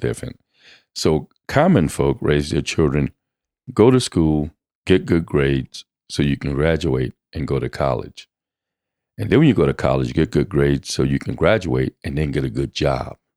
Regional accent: Louisiana, United States; also born or lived in Kingston, Jamaica; I grew up in Louisiana, moved from Kingston, Jamaica to Louisiana.

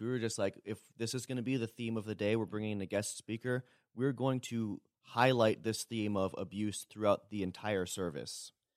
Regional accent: Toronto, Ontario, Canada; moved away as an adult; now in Berrien Springs, United States; born and raised in Toronto

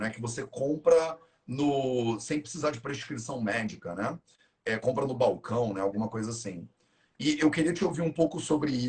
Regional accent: Rio de Janeiro, Brazil; now in Paraty, Brazil; Eu sou carioca a vida inteira, vivi aqui, estudei, fiz faculdade aqui, né? fiz tudo, andei o Rio de Janeiro inteiro

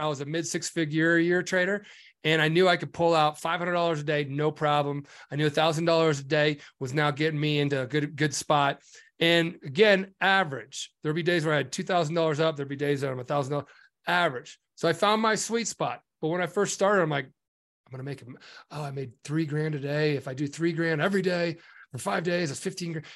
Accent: Nebraska, United States; I'm from Nebraska and I grew up on a farm.

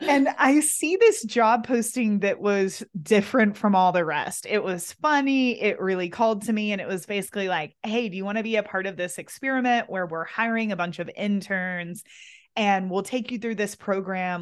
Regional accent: Kentucky, United States; moved away as an adult; it's been fun to come back and be in my hometown, be with my family again

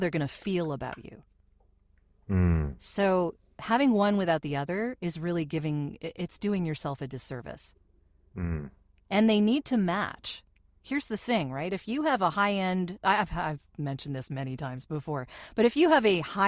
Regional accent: Canada; we are Canadian

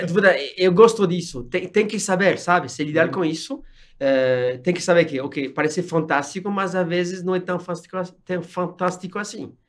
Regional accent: France; Portuguese is a second language; moved away as an adult; also born or lived in Nigeria / Gabon; now in São Paulo, Brazil; não sou brasileiro, sou francês

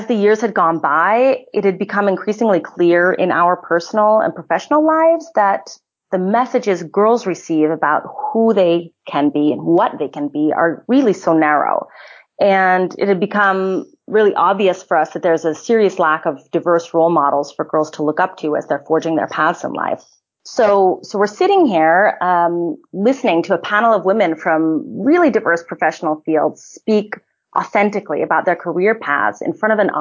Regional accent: California, United States; moved away as an adult; also born or lived in Indiana / Austria; I'm originally from California, and I studied in Indiana

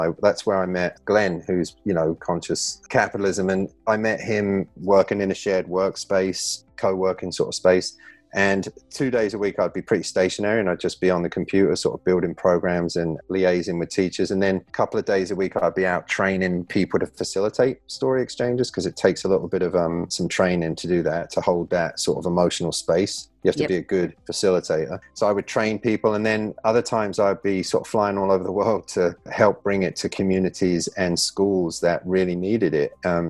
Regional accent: England, United Kingdom; moved away as an adult; also born or lived in Newtown, Connecticut; now in United States; growing up in England

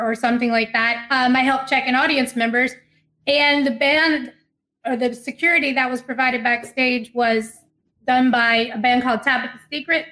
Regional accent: Ferriday, Louisiana, United States; I'm from Faraday, Louisiana, home of Jerry Lee Lewis, Mickey Gilley, and Jimmy Swaggart

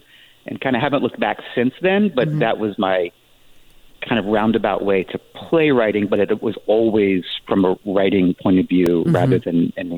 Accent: West Virginia, United States; born there; also born or lived in San Diego / Joplin, Missouri; now in Palm Springs, United States; I moved around a lot. I was born in West Virginia. I spent significant time, like one of the characters actually, in San Diego before moving to Joplin, Missouri

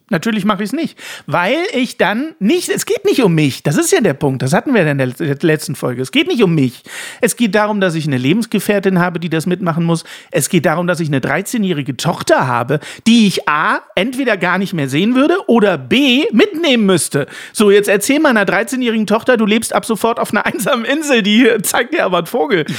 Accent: Saxony, Germany; moved away; In der nächsten Staffel geht's in meine Heimat

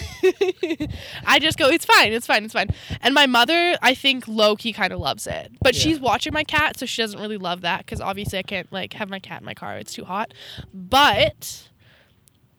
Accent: Red Deer, Alberta, Canada; I'm from Red Deer, Alberta

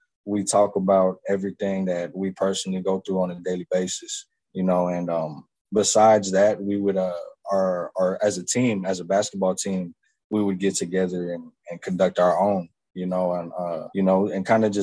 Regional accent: Maryvale, Arizona, United States; I grew up in Maryville, you know, in the heart of the city

